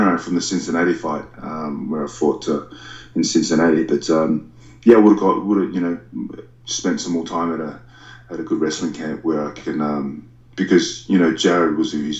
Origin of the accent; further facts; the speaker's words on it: Australia; us Aussies